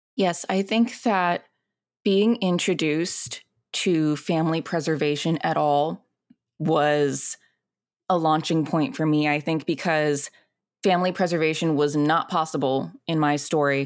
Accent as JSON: {"language": "English", "town": "Alexandria", "region": "Virginia", "country": "United States", "tie": "born or raised there", "also_born_or_lived": "Zhongshan, China", "moved": "as an adult", "lives_now": "Los Angeles, United States", "said": "I grew up in Alexandria, Virginia"}